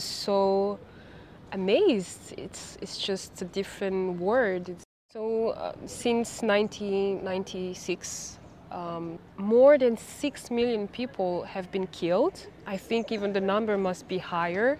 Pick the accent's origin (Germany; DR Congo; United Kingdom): DR Congo; Kinshasa; moved away as an adult; also born or lived in France; now in Vienna, Austria; So I was born and raised in the Democratic Republic of Congo. I was born in Kinshasa, which is the capital of Congo.